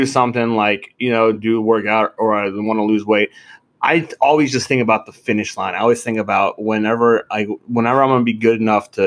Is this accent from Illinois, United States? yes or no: no; Pittsburgh, Pennsylvania, United States; me too